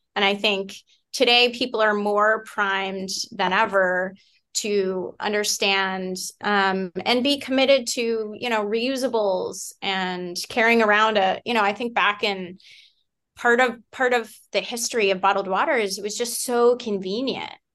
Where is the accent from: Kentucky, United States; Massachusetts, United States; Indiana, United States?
Massachusetts, United States; Concord; I grew up in the Boston area